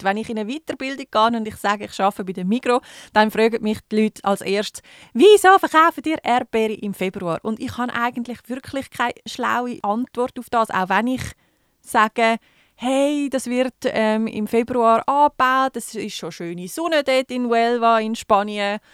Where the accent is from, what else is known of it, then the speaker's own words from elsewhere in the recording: Switzerland; bei uns in der Schweiz